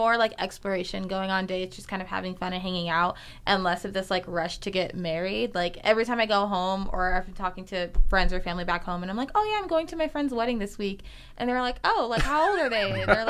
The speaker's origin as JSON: {"language": "English", "region": "East Coast", "country": "United States", "said": "Yeah, so I'm also from the East Coast"}